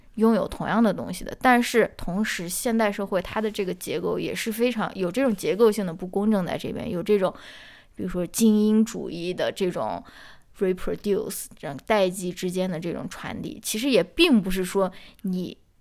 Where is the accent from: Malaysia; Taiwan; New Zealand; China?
China; 我这种在这个中国受到教育长大的人